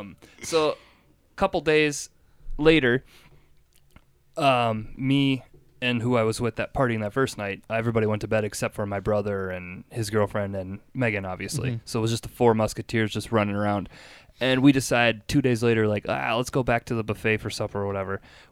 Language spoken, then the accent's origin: English; Minnesota, United States; I'm from Minnesota.